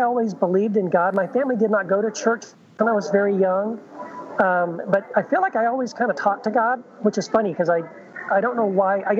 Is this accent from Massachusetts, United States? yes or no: no; El Paso, Texas, United States; moved away as an adult; also born or lived in Tennessee; now in Orange County, California, United States; I was born in Tennessee. I grew up in Texas most of my life, so like junior high all the way through college. And that's where I met my wife, Wendy, in El Paso, Texas. And then we actually moved to California about 25 years ago.